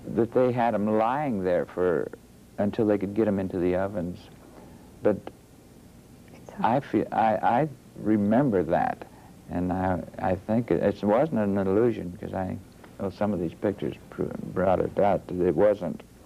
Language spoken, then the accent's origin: English; Youngstown, Ohio, United States; born or raised there